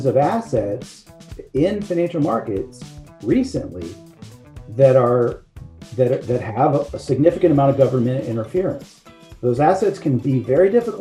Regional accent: Shreveport, Louisiana, United States; accent: not a strong Louisiana accent; moved away; I am originally from Louisiana. So my firm Caddo is Caddo Parish, where I grew up.

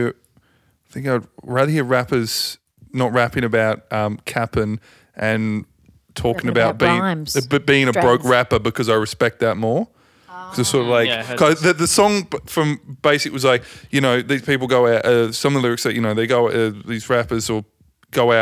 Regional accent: Tasmania, Australia; I'm from Tasmania.

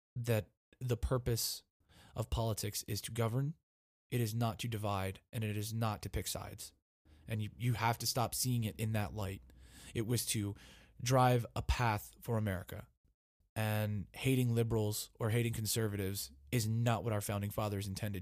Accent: United States; As an American citizen

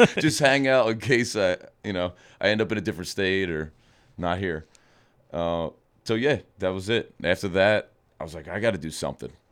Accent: outside of Philadelphia, Pennsylvania, United States; I grew up outside of Philadelphia

